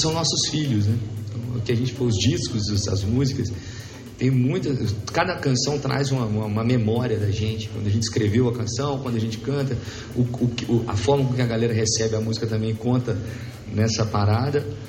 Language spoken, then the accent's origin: Portuguese; Belo Horizonte, Minas Gerais, Brazil; nós somos lá de Belo Horizonte